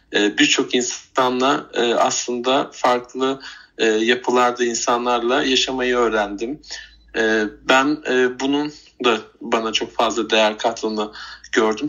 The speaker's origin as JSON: {"language": "Turkish", "region": "Bursa", "country": "Turkey", "tie": "born or raised there", "said": "bebekliğim e, Elmas Bahçeler Mahallesi'nde geçti. E, daha sonrasında işte e, büyüdükten sonra taşındık oradan. E, yine Bursa'nın Yıldırım ilçesinde uzun yıllarca yaşadık."}